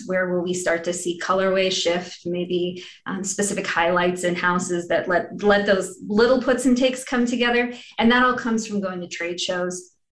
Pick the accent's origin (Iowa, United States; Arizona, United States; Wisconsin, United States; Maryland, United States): Iowa, United States; also born or lived in Texas / Washington State; I'm a Midwesterner, born and raised in Iowa